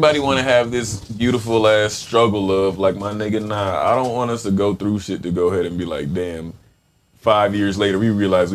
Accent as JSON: {"language": "English", "region": "the South", "country": "United States", "tie": "born or raised there", "said": "Hey, growing up in the South"}